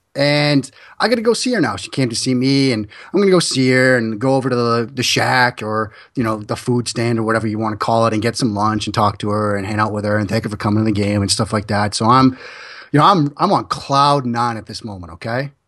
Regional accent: Waltham, Massachusetts, United States; I grew up in Waltham

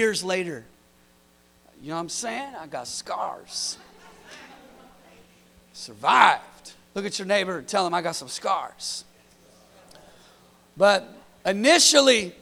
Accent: California, United States; I'm from California

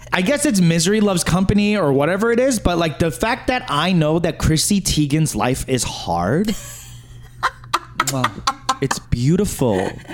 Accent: New York, United States; it's just how I was raised in New York.

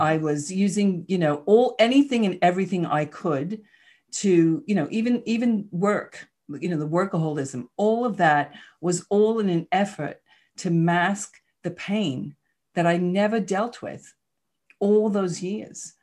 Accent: New York City, New York, United States; moved away; I grew up in Queens, New York. You probably heard the accent a little bit

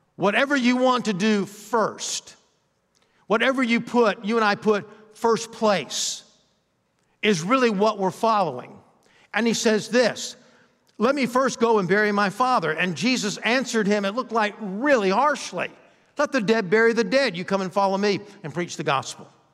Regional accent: Athens, Georgia, United States; moved away as an adult; now in Florida, United States; I'm from Athens, Georgia. You could throw a rock from my high school, uh, yard and hit the fraternity houses

